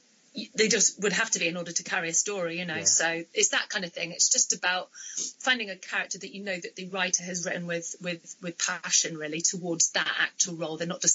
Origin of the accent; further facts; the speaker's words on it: Bristol, South West England, United Kingdom; accent: Bristolian; Obviously, I'm from Bristol, but my Bristolian accent is a bit crap. I suppose I spent so much of my life making sure that I didn't get a really strong Bristolian accent.